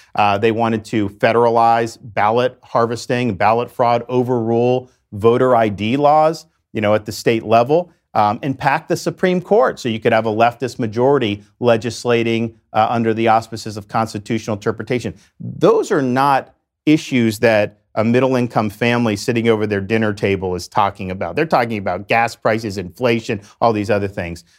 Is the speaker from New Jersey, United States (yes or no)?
no; Dunedin, Florida, United States; I grew up in West Central Florida in a town called Dunedin in Pinellas County, the Tampa Bay area